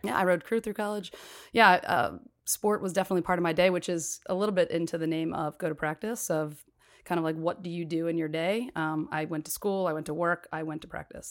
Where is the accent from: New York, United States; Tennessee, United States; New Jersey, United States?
New Jersey, United States; Cherry Hill; I grew up in Cherry Hill, New Jersey, right outside of Philly